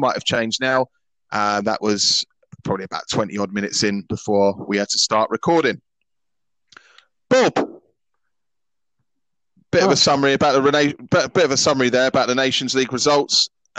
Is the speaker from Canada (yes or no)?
no; England, United Kingdom; accent: English; now in Scotland, United Kingdom; as you can tell by my accent, I've got an English accent. Grew up in England.